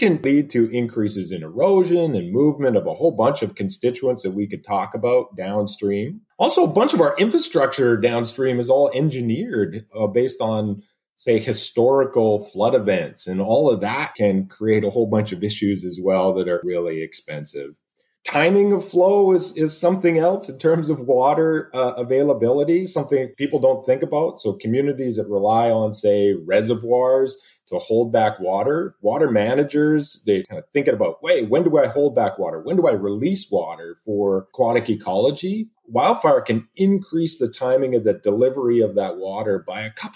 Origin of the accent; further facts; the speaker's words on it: Sherwood Park, Alberta, Canada; moved away as an adult; also born or lived in British Columbia; now in Oregon, United States; I'm an Alberta boy. I was born and raised in Sherwood Park and went to the University of Alberta